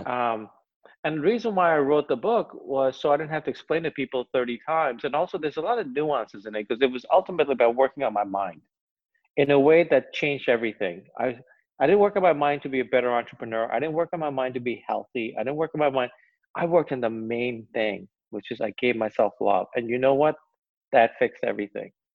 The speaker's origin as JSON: {"language": "English", "country": "United States", "said": "I'll speak as an American"}